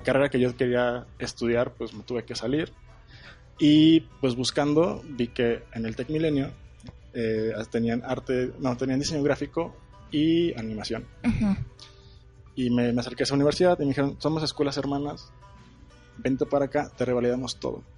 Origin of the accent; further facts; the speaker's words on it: Torreón, Coahuila, Mexico; yo soy de Torreón, eh, lagunero